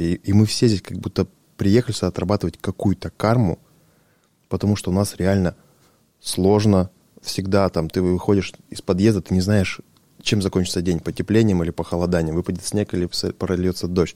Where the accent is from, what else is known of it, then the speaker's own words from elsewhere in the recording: Russia; мы родились в России